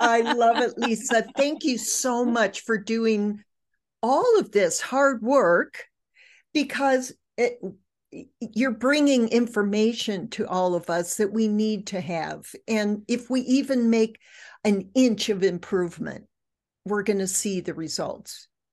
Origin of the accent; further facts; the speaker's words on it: Michigan, United States; I grew up in Michigan